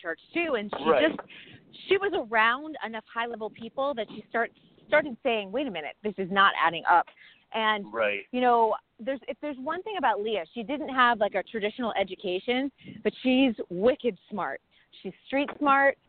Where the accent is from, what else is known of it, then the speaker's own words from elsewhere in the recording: New England, United States; I'm from New England